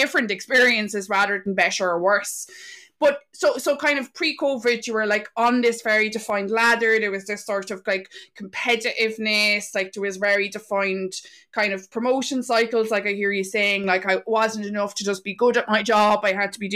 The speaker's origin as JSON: {"language": "English", "region": "County Carlow", "country": "Ireland", "moved": "yes", "lives_now": "Wexford, Ireland", "said": "we're originally from Carlow"}